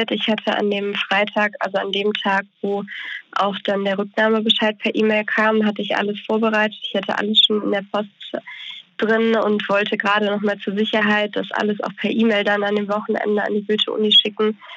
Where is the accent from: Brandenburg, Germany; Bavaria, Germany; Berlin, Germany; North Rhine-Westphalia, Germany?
North Rhine-Westphalia, Germany; Bonn; also ich komme aus Bonn